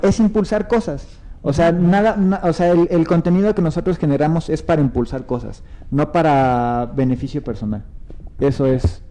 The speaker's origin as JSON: {"language": "Spanish", "town": "Naucalpan", "region": "State of Mexico", "country": "Mexico", "tie": "born or raised there", "said": "yo que nací y crecí en el norte"}